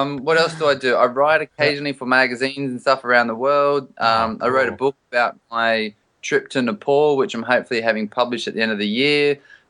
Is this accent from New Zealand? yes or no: no; Australia; You know, obviously growing up in Australia, you just know it.